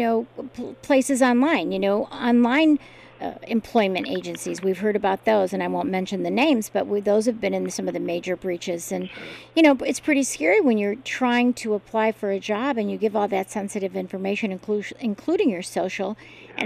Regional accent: Chicago, Illinois, United States; moved away; also born or lived in Charlottesville, Virginia; I grew up in Chicago area

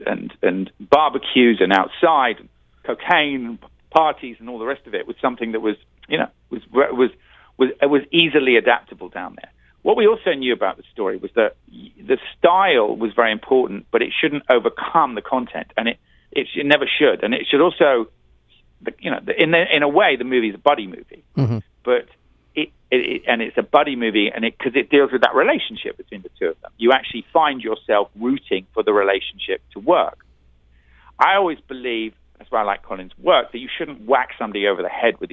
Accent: Belfast, Northern Ireland, United Kingdom; I was born in Belfast

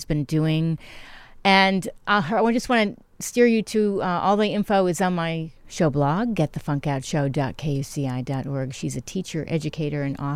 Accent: Bridgeport, Connecticut, United States; moved away; also born or lived in Stamford / Manhattan; I was born in Bridgeport, and I lived in Stamford after I lived in Manhattan

